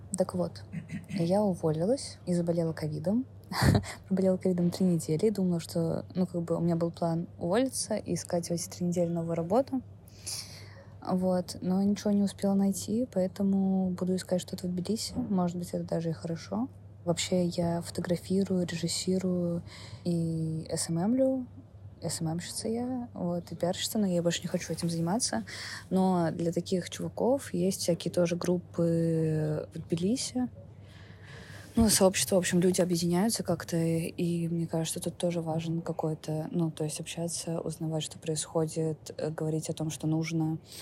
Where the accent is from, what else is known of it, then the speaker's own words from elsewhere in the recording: Saint Petersburg, Russia; moved away as an adult; мне 27 лет, я из Петербурга